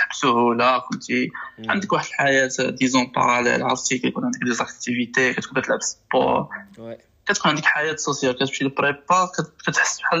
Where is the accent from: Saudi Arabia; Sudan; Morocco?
Morocco